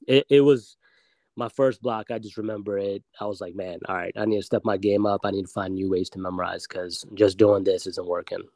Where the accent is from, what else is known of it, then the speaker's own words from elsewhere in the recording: Silver Spring, Maryland, United States; also born or lived in Germantown, Maryland / Baltimore, Maryland; born and raised in Maryland. Um, oh, been local. here, yeah, local man. Actually, born at Holy Cross Hospital here in Silver Spring, Maryland